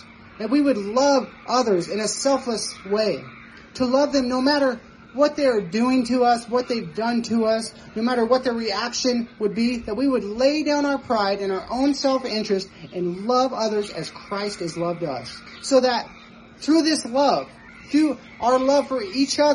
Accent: Nevada, United States; moved away; I'm from Nevada

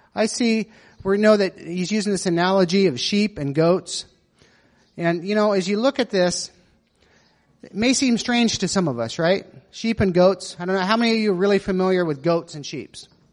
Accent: Nevada, United States; growing up in Nevada

